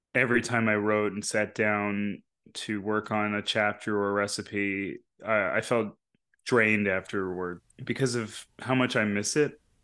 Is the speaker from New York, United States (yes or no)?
yes; New York, United States; the people I grew up around in New York